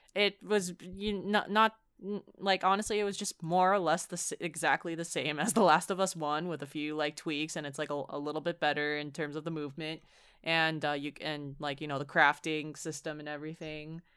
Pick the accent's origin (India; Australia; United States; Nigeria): United States; San Francisco Bay Area, California; we're from the San Francisco Bay Area, so it's pretty liberal.